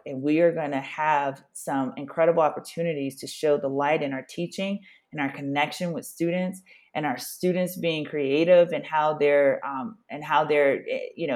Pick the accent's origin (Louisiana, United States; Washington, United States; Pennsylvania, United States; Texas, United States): Louisiana, United States; as a Black person growing up in the South in Louisiana